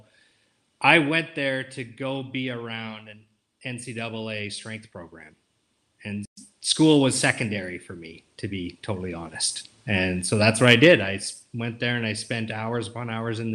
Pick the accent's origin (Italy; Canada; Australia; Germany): Canada; moved away as an adult; also born or lived in Oxford, Ohio; I was Canadian, I counted for the international graduate students